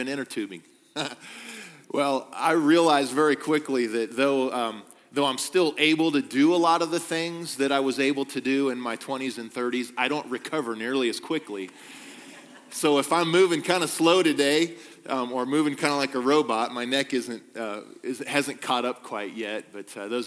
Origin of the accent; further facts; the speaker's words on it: Kansas, United States; moved away; I'm from Kansas, born and raised there